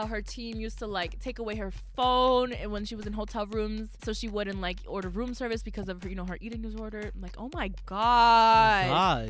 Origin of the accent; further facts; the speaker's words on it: United States; Please don't hate us just because we're American.